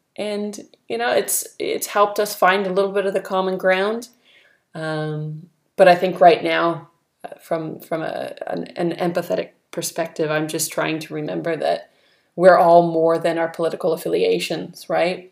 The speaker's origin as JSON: {"language": "English", "region": "California", "country": "United States", "tie": "born or raised there", "moved": "as an adult", "lives_now": "New Zealand", "said": "growing up in California"}